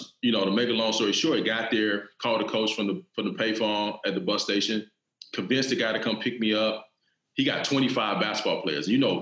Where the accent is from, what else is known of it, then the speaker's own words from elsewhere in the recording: Cassatt, South Carolina, United States; I'm from a town in South Carolina called Cassett. Okay. I mean, it's so small, like we don't even have a real stoplight. Like it's one of those small town type situations, right?